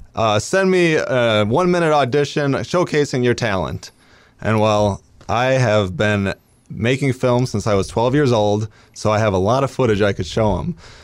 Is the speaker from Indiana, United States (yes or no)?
no; Wausau, Wisconsin, United States